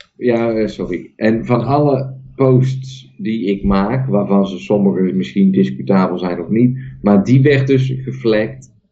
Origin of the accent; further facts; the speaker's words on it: Netherlands; Ik ben nog steeds geboren in Nederland